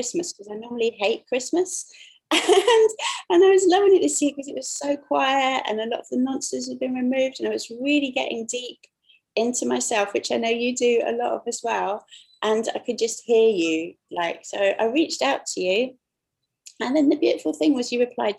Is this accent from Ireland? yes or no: no; London, United Kingdom; we're both from London